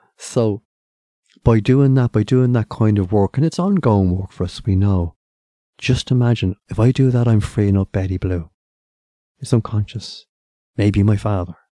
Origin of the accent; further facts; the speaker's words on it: Ireland; as the Irish